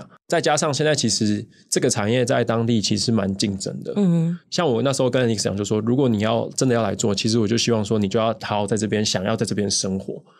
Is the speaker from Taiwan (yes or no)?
yes; Taipei, Taiwan; moved away as an adult; now in Thailand; 我是在台北生活长大的